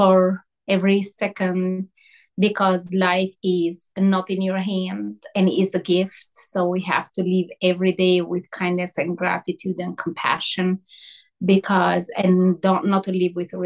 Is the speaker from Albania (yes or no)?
yes; Albania; moved away as an adult; I grew up in Albania